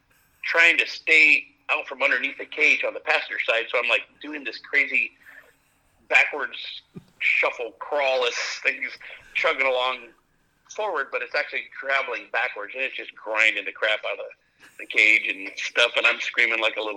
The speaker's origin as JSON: {"language": "English", "region": "California", "country": "United States", "tie": "born or raised there", "said": "I grew up in and around the Hammers. I love Johnson Valley."}